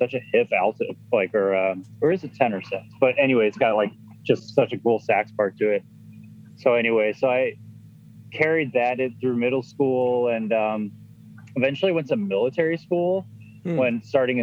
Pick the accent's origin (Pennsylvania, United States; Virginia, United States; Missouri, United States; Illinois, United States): Illinois, United States; Chicago; also born or lived in Boston; I'm originally from Chicago. I grew up there